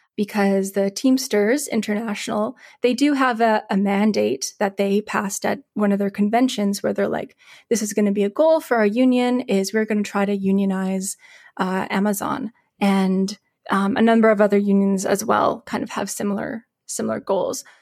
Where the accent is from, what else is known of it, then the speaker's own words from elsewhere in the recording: Calgary, Alberta, Canada; now in Winnipeg, Canada; I grew up in Calgary before I moved to Winnipeg